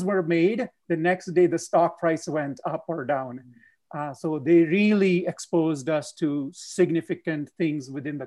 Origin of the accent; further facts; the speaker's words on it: Punjab, India; now in United States; I am born and raised in India, a state called Punjab